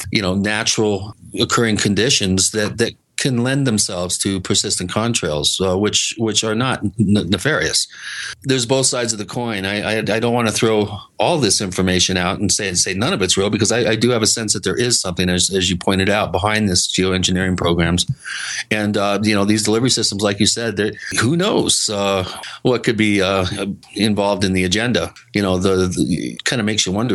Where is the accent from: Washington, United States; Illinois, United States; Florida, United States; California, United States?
Washington, United States; as a kid growing up in Washington State, we were fairly near McCord Air Force Base